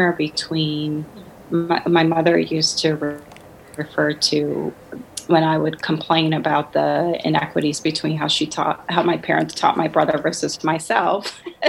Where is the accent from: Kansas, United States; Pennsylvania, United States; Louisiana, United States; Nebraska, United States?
Louisiana, United States; New Orleans; moved away as an adult; also born or lived in Washington, D.C. / Chicago; I grew up in New Orleans, Louisiana, where there's a heavy, heavy concentration of Catholics